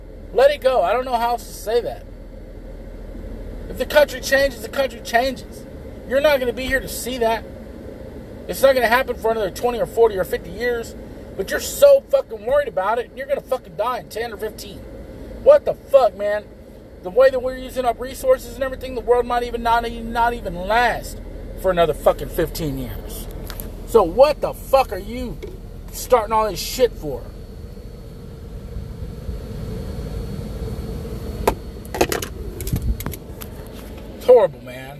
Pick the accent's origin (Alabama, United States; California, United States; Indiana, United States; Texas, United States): Texas, United States; San Antonio; I'm from Texas